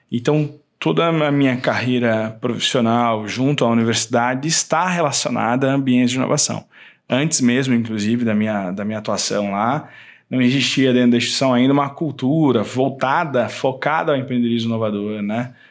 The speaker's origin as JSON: {"language": "Portuguese", "region": "Rio Grande do Sul", "country": "Brazil", "tie": "born there", "moved": "yes", "lives_now": "Mato Grosso do Sul, Brazil", "said": "Pois é, eu sou nascido no Rio Grande do Sul, né? Mas há muitos anos eu moro aqui no estado, né?"}